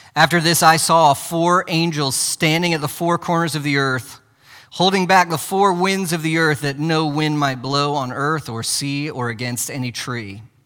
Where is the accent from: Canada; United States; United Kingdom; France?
United States; as modern American Christians